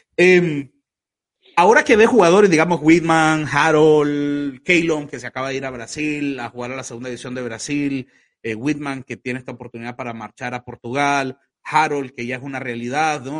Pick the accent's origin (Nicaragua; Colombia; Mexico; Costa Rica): Nicaragua